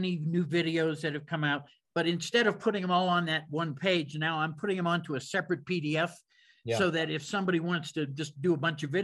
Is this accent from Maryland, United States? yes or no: no; Pittsburgh, Pennsylvania, United States; I'm from Pittsburgh. So I'm from that neck of the woods.